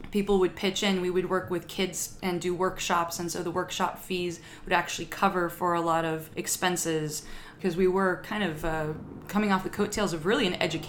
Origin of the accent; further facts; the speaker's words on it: Lake Elsinore, California, United States; I grew up in Lake Elsinore, California.